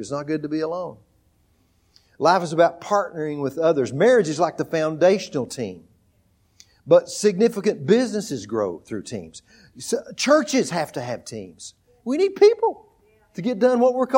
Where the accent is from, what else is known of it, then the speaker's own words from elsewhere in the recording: Texas, United States; moved away as an adult; also born or lived in Oklahoma; We grew up in Texas.